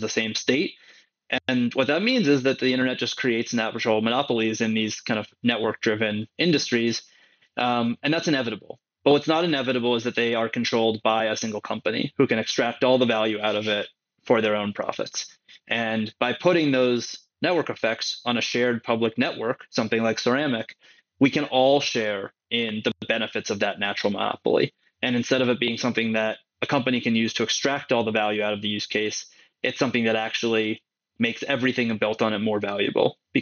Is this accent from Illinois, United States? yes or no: no; San Francisco, California, United States; now in New York, United States; I grew up in San Francisco and live in New York now